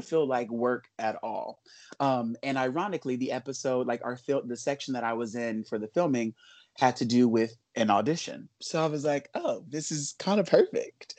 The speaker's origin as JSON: {"language": "English", "town": "Los Angeles", "region": "California", "country": "United States", "tie": "born or raised there", "said": "I grew up in Los Angeles"}